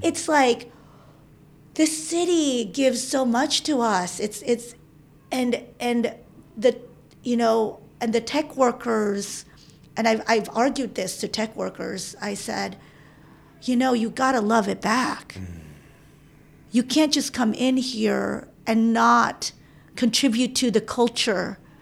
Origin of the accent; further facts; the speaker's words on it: East Coast, United States; moved away; we're both from the East Coast.